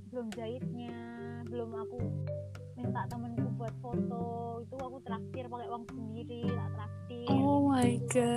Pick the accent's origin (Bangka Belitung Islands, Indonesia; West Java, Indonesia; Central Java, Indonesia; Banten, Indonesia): Central Java, Indonesia; Jepara; moved away; aku kan awalnya aku kan pindah dari aku pindah aku dari Jepara ke sini